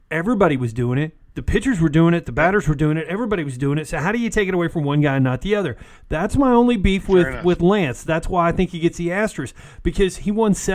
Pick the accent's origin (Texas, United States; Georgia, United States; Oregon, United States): Texas, United States; he is from Texas, and we are from Texas.